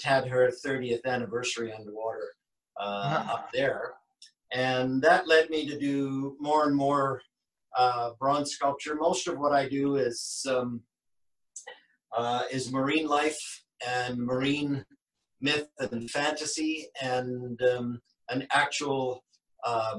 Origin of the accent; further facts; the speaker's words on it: Vancouver, British Columbia, Canada; also born or lived in Kingston upon Thames, England; now in Salt Spring Island, Canada; I was born in England in 1958, which is way too long ago, at Kingston-on-Thames. Came to Vancouver in British Columbia, Canada in 1966